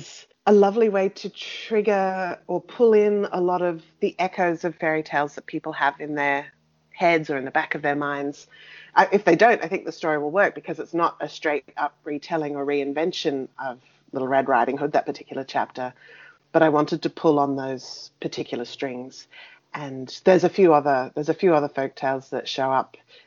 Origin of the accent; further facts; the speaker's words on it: Australia; me growing up on European folktales in an Australian landscape